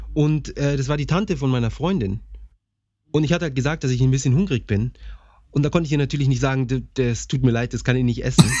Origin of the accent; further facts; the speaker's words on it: Bavaria, Germany; wie man sie bei uns in Bayern nennt, Krapfen.